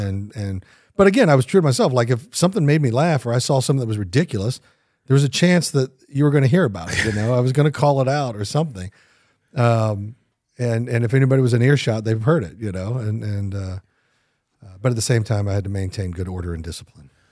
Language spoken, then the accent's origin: English; Kansas City, Missouri, United States; moved away; I grew up in Kansas City